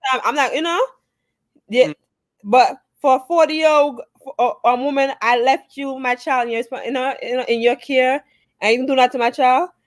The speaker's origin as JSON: {"language": "English", "country": "Jamaica", "tie": "born or raised there", "also_born_or_lived": "Bronx, New York, United States", "moved": "yes", "lives_now": "United States", "said": "I was born in Jamaica and stuff like that. I did um also attend school here in the States and as Brooks know, I used to live in the Bronx too"}